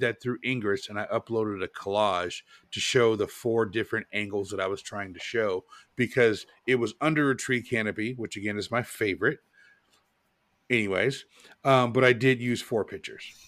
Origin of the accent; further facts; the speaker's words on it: Portland, United States; now in Charlotte, United States; I grew up in Portland and it was rainy